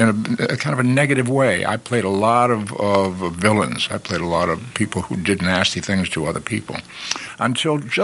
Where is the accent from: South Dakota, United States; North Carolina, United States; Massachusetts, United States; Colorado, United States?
Massachusetts, United States; Boston; I grew up in Boston.